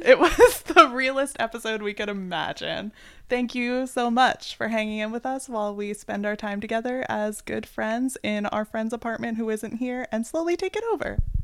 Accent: East Coast, United States; we are from the East Coast

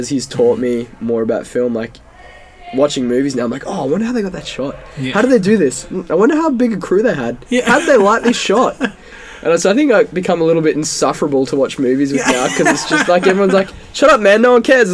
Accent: Townsville, Queensland, Australia; I was raised in sunny, sticky North Queensland

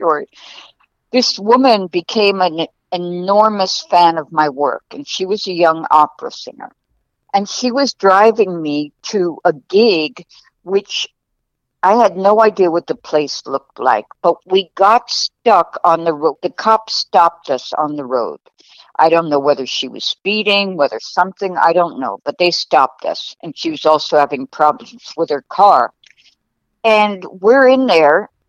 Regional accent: New York, United States; moved away as an adult; also born or lived in California; the same street that I grew up in New York

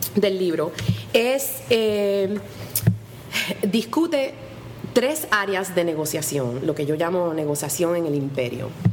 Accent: Puerto Rico; moved away as an adult; also born or lived in Orlando, Florida / Memphis; now in New York, United States; yo me nací y me crié aquí en Puerto Rico y estuve aquí hasta terminar high school

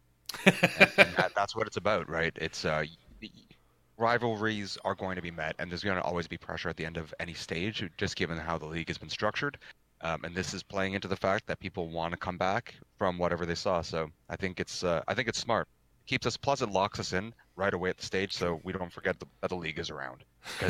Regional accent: Canada; I'm from Canada

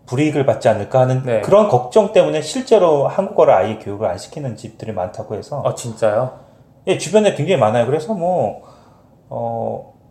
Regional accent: Montreal, Quebec, Canada; born there; 여기서 태어난 나보다는

